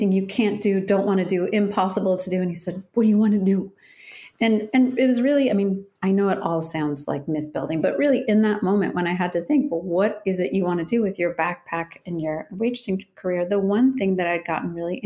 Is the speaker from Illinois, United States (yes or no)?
yes; Chicago, Illinois, United States; moved away as an adult; also born or lived in Syracuse / Denmark; now in Oregon, United States; I'm from Chicago, and I went to Syracuse